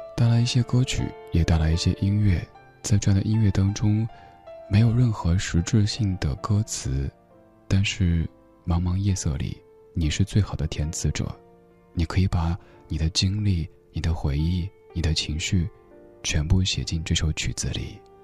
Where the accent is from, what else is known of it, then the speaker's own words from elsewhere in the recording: Chengdu, Sichuan, China; now in Beijing, China; 我成都嘞